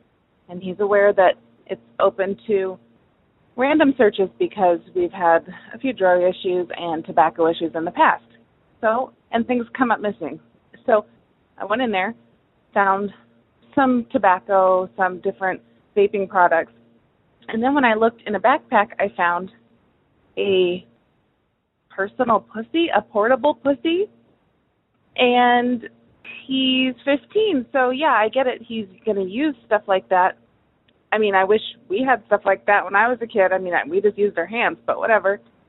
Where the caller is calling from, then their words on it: Michigan, United States; I'm calling from Michigan.